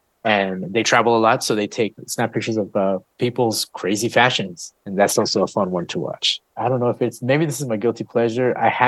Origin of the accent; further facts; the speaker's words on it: Austin, Texas, United States; You know, we're from Austin. We know how to drop some coin